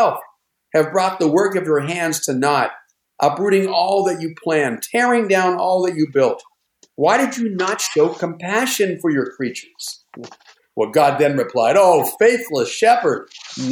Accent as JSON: {"language": "English", "town": "Pittsburgh", "region": "Pennsylvania", "country": "United States", "tie": "born or raised there", "said": "when I was growing up in the Pittsburgh area"}